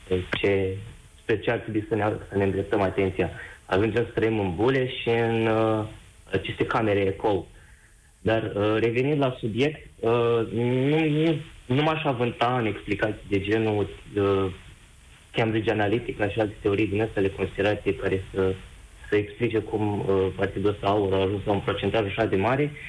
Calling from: Germany; Uh, vă sunt din Germania.

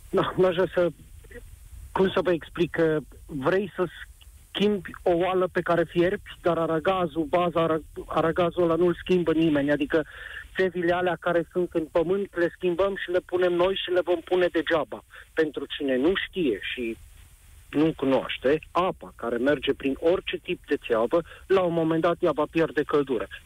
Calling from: Timișoara, Timiș County, Romania; Vă sunt din Timișoara

